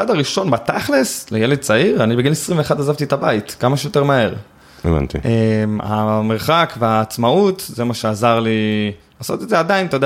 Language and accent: Hebrew; Eli, West Bank, Palestine; אני גדלתי ביישוב שנקרא עלי, אני מתנחל במקור